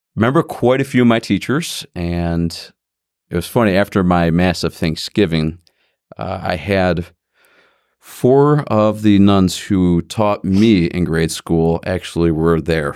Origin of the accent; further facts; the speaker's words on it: Independence, Ohio, United States; also born or lived in Parma, Ohio; for grade school, I went to Saint Michael's in Independence. And then I went there for high school, also Independence High School